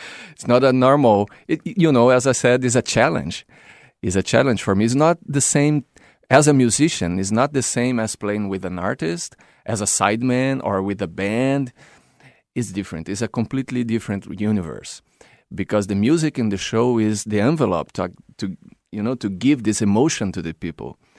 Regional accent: Brazil; moved away as an adult; I was living in my original country, is Brazil

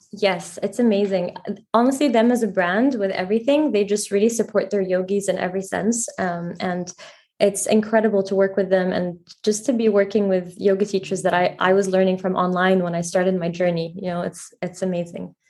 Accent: Egypt; moved away as an adult; also born or lived in Paris, France; now in New York City, United States; I actually moved to Egypt in middle school

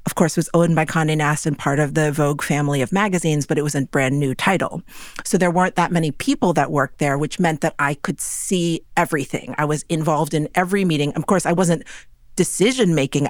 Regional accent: New York City, New York, United States; growing up in New York City is not normal.

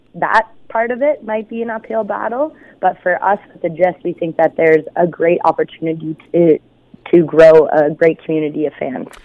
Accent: Hamilton, Ontario, Canada; I grew up in Flamborough. So I went to school at Waterdown High.

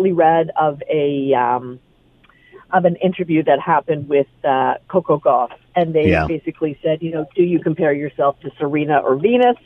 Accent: Canada; I, as a Canadian

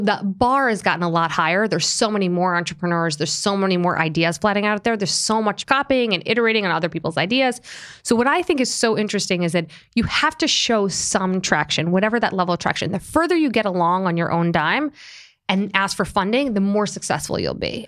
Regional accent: Long Island, New York, United States; also born or lived in Springfield, Illinois / Boston; I grew up on Long Island

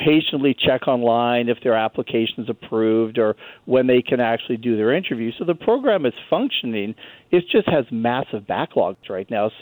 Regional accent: Canada; now in United States; As a Canadian who lives in the U.S.

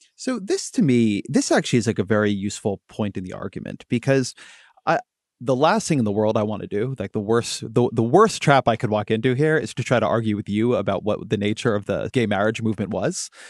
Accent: California, United States; I'm a Californian by birth

